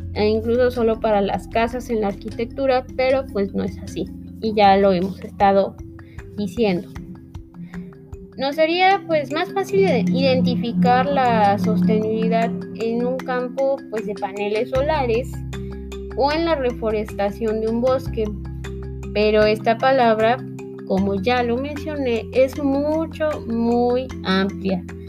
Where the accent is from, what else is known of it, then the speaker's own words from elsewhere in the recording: Mexico; todos los que somos mexicanos